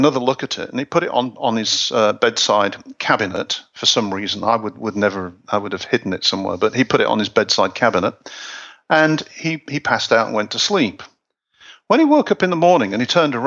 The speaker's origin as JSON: {"language": "English", "town": "Hull", "region": "Yorkshire and the Humber", "country": "United Kingdom", "said": "I'm from Hull"}